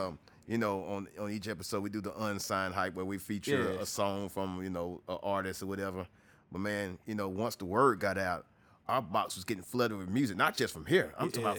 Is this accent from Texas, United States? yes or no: yes; Texas, United States; You know, I'm from Texas, so I'll start going back to my Texas stuff and the local stuff.